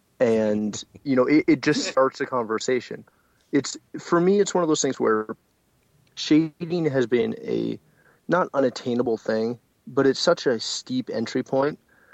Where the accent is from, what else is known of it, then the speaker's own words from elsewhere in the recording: Canada; And again, I'm Canadian, so my numbers may be off for all of our American friends.